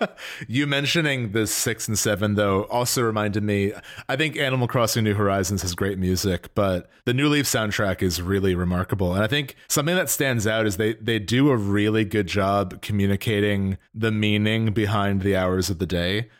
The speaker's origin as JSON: {"language": "English", "region": "New Jersey", "country": "United States", "said": "I'm from, I'm from New Jersey"}